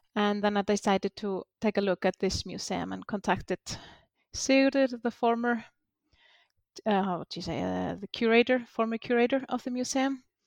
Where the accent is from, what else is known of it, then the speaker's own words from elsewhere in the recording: Iceland; we came from Norway. Most of the settlers here